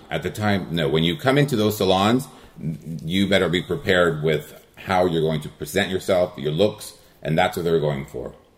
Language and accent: English; El Monte, California, United States; first language Spanish; English is a second language; I grew up in El Monte, California